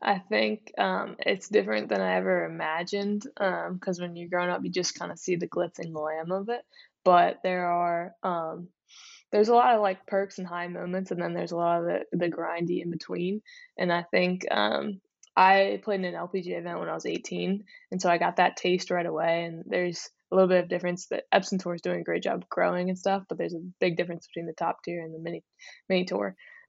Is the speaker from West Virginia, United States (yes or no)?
no; Pennsylvania, United States; Yeah, I grew up just outside Philadelphia, mm-hmm.